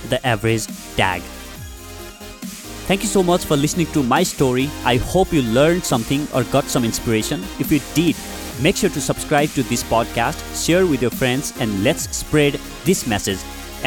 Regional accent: Nepal; moved away as an adult; also born or lived in Delhi, India; I came from Nepal, so language was a barrier. I couldn't speak Hindi

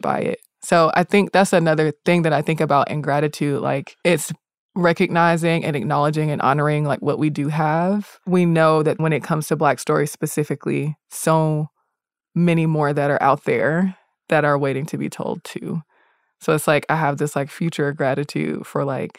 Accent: the South, United States; I'm from the South

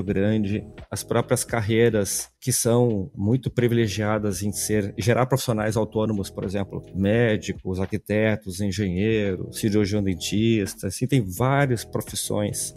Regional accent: Porto Alegre, Rio Grande do Sul, Brazil; Sou gaúcho, natural aqui de Porto Alegre

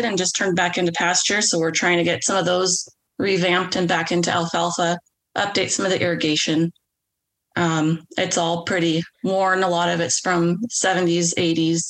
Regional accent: West Coast, United States; We're both from the West Coast

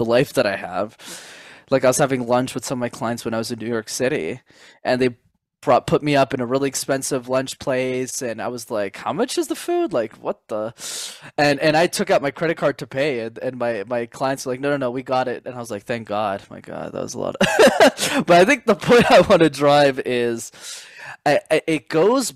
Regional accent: Montreal, Quebec, Canada; I grew up in Montreal, Canada, where I'm based.

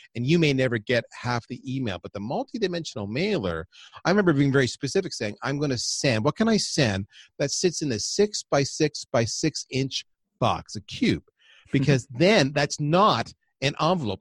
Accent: Windsor, Ontario, Canada; also born or lived in Toronto, Canada; I grew up on the U S A, uh, Canadian border of Windsor and Detroit.

